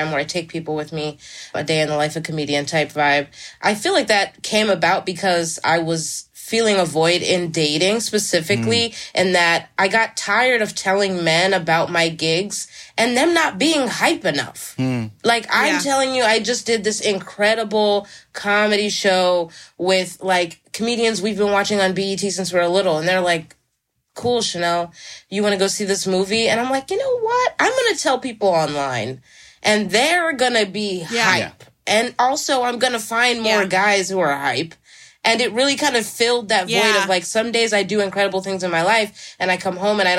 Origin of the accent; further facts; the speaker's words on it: Philadelphia, Pennsylvania, United States; moved away as an adult; now in New York City, United States; I'm from Philly originally